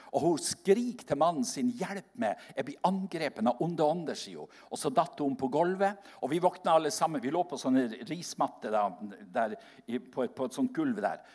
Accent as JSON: {"language": "Norwegian", "area": "Seløya, Helgeland coast", "region": "Nordland", "country": "Norway", "tie": "born or raised there", "moved": "yes", "said": "jeg kom ifra, opp fra Seløya på Helgelandskysten"}